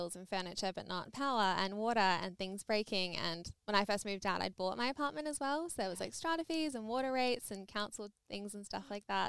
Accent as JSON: {"language": "English", "town": "Perth", "region": "Western Australia", "country": "Australia", "said": "I'm from Perth."}